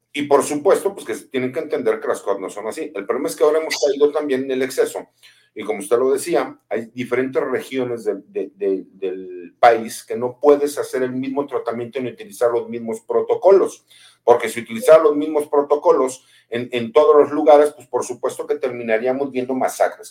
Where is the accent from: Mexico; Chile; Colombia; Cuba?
Mexico; Jalisco; also born or lived in Mexico City / Monterrey; aunque soy chilango, pero yo me crié en provincia, me crié en Jalisco.